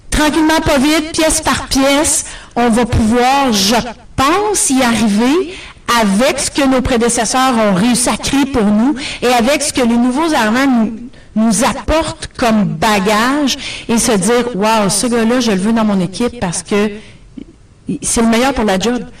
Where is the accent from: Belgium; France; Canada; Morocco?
Canada; Ontario; accent: Franco-Ontarian; now in Toronto, Canada; j'ai un accent franco-ontarien